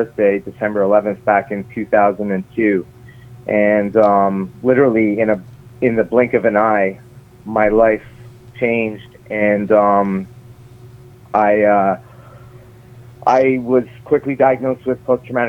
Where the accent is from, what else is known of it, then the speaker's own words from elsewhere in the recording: St. John's, Newfoundland and Labrador, Canada; now in Toronto, Canada; I was born in St. John's, Newfoundland. I'm currently speaking with you from Toronto, Canada.